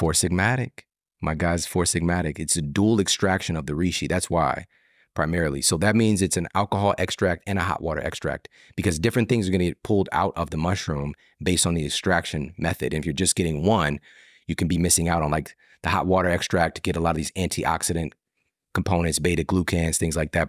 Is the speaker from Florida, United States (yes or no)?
no; St. Louis, Missouri, United States; I'm from St. Louis, home base.